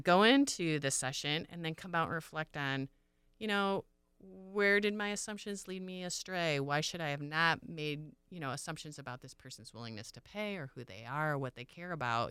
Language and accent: English; Michigan, United States; moved away; I'm originally from Michigan. I grew up on a small pig farm